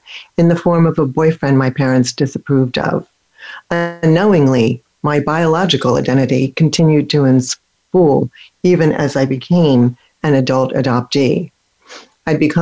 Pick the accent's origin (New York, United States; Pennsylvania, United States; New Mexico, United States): Pennsylvania, United States; Philadelphia; also born or lived in Germany; where I grew up in Philadelphia